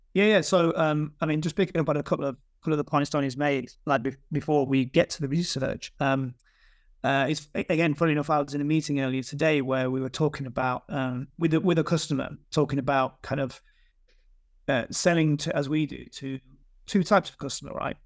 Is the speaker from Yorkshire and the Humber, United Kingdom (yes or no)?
yes; Yorkshire and the Humber, United Kingdom; moved away as an adult; now in London, United Kingdom; I live in London, but I'm from, I'm, I'm definitely from Yorkshire.